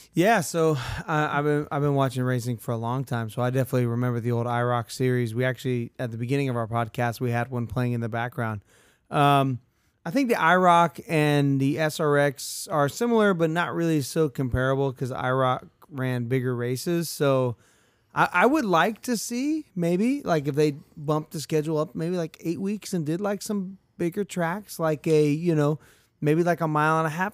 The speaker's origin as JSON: {"language": "English", "region": "Central Florida", "country": "United States", "said": "we're from Central Florida."}